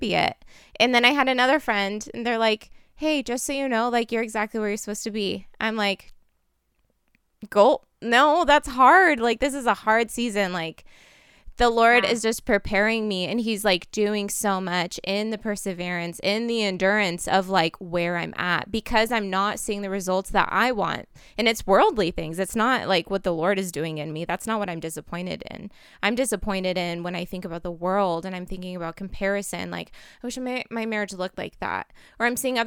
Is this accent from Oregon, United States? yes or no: yes; Portland, Oregon, United States; I grew up in Portland.